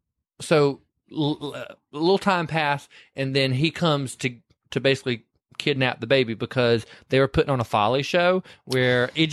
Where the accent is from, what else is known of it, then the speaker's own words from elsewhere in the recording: the South, United States; I'm from the South.